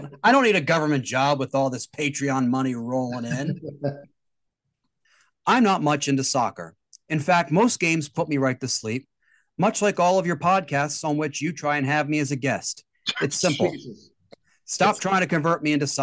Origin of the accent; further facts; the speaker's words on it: Maryland, United States; my home state of Maryland